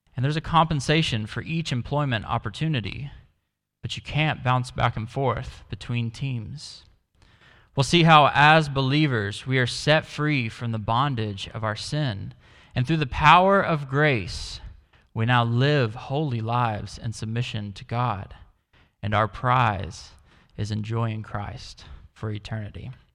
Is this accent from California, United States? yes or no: no; Dallas, Texas, United States; moved away; I come from Dallas in the US